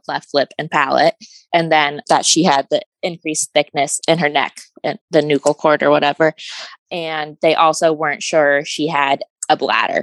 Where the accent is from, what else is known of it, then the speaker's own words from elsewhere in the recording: Vermont, United States; I am from Vermont